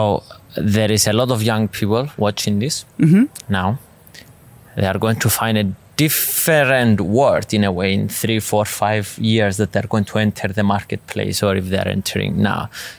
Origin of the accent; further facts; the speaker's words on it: Cyprus; I'm from Cyprus, a very small country in Europe